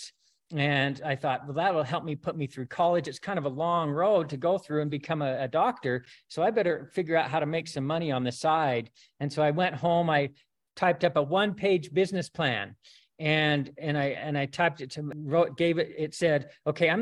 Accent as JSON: {"language": "English", "town": "Rexburg", "region": "Idaho", "country": "United States", "tie": "born or raised there", "said": "I grew up in Rexburg"}